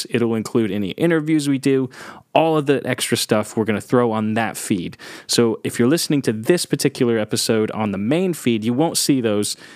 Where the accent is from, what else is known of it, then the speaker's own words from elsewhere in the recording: England, United Kingdom; I'm English.